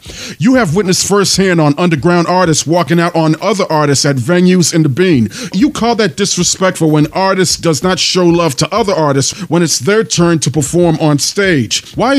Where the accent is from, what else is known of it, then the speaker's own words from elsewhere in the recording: Boston, Massachusetts, United States; also born or lived in New York; I rep New York knowing that I'm from Boston.